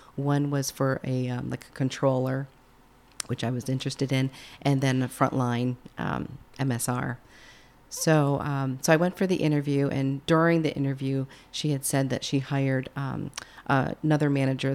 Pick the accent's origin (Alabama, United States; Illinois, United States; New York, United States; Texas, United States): New York, United States; Plattsburgh; I was born and raised in Plattsburgh, New